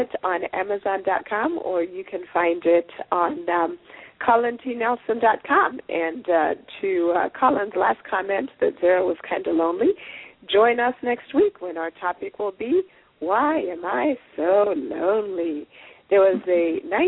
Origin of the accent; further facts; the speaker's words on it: Zimbabwe; We're both from Zimbabwe